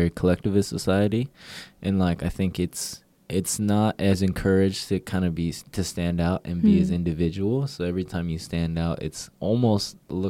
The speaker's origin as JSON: {"language": "English", "country": "United States", "tie": "born or raised there", "moved": "as an adult", "lives_now": "South Korea", "said": "at least in the States where I grew up, my experience has been, people always ask you, like, what are you? Mm. I'm Korean. Even though we're all American and, like, that's the nationality that I identify with."}